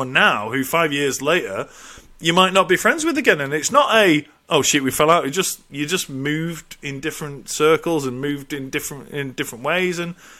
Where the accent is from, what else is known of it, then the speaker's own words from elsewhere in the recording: England, United Kingdom; now in Ireland; Obviously, I moved over to Ireland from England, and I lost touch with a few people.